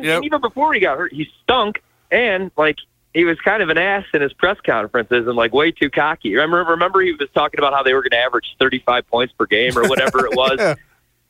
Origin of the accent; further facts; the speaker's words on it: Midwest, United States; I'm from the Midwest